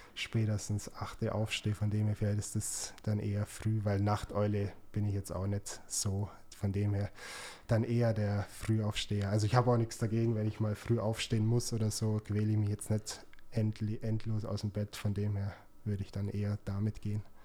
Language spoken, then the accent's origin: German; Augsburg, Bavaria, Germany; born or raised there